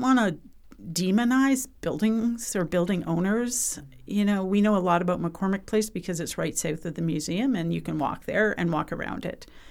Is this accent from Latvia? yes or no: no; British Columbia, Canada; I'm from British Columbia